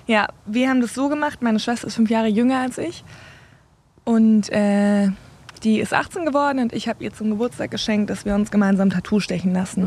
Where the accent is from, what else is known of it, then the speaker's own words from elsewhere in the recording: Southern Germany, Germany; now in North Rhine-Westphalia, Germany; bei uns, ich komme ja aus dem Süden